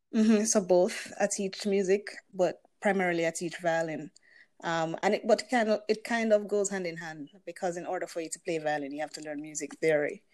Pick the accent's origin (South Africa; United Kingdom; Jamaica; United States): Jamaica; I am a Jamaican musician.